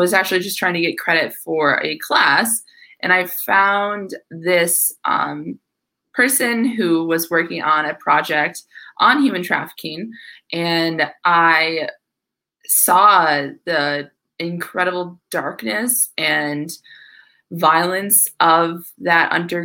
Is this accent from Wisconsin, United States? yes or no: yes; northwestern Wisconsin, United States; also born or lived in Minneapolis, Minnesota; now in Tampa, United States; I'm originally from Wisconsin, a very small town in northwestern Wisconsin, but now I live in Tampa, Florida.